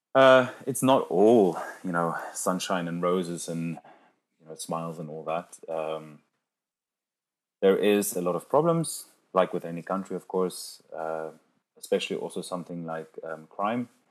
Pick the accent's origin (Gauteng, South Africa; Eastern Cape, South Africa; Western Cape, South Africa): Western Cape, South Africa; Cape Town; English is a second language; moved away as an adult; also born or lived in London, United Kingdom; now in Zurich, Switzerland; I moved from my hometown, Cape Town, uh, to London in 2014 to do some postgraduate studies